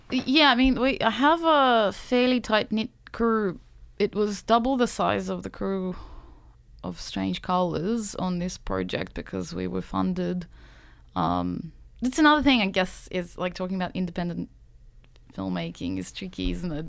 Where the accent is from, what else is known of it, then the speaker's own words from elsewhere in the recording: Saint Petersburg, Russia; also born or lived in Sydney, Australia; now in Australia; I grew up in Saint Petersburg, which is, you know, an old European plant